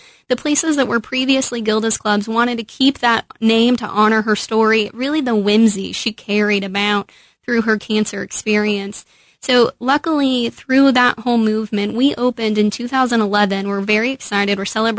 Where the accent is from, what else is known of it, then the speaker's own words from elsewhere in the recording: Midwest, United States; You can tell I'm from the Midwest.